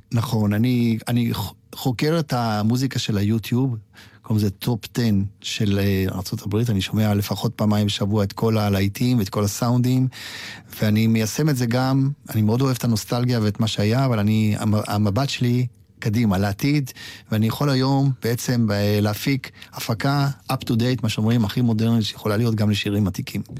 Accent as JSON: {"language": "Hebrew", "country": "Israel", "tie": "born or raised there", "also_born_or_lived": "Poland", "said": "אני באתי מפולין בגיל מאוד מאוד צעיר, אבל גדלתי פה על כל השירים"}